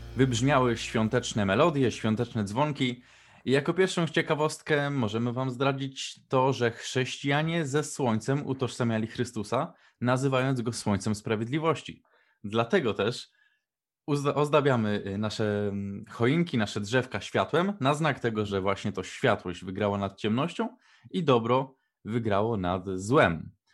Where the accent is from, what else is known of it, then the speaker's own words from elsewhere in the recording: Poland; się wychowaliśmy w Polsce